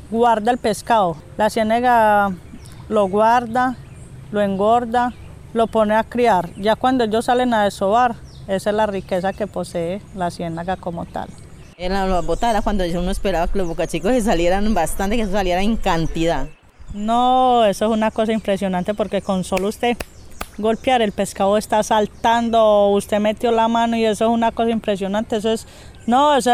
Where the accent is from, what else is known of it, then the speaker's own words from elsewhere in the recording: Puerto Río, Colombia; tengo 33 años, nací y criada acá en Puerto Río, a orillas del río Magdalena.